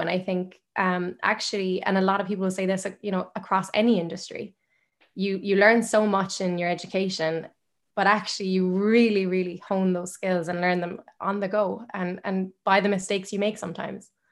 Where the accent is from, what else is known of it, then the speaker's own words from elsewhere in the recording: Limerick, Munster, Ireland; I'm from Limerick. My parents are both Irish. They're if one of my family's Irish, I'm a hundred percent Irish. I've only lived in Ireland